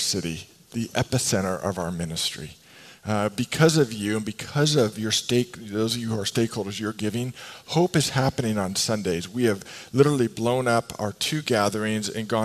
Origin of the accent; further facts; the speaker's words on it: West Coast, United States; I grew up here in the West Coast